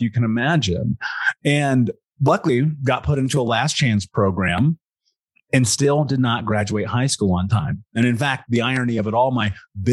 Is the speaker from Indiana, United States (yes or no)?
yes; Indianapolis, Indiana, United States; I grew up in Indianapolis